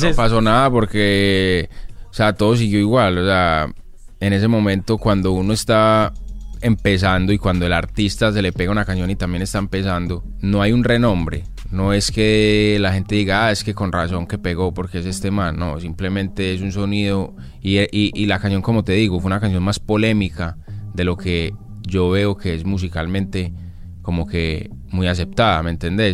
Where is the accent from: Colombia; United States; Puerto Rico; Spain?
Colombia; en mi país, en Colombia